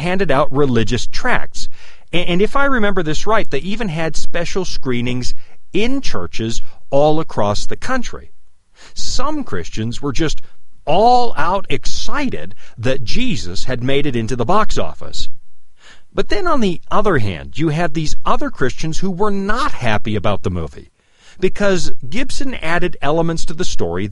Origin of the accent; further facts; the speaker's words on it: Canada; now in Loveland, United States; I'm originally from Canada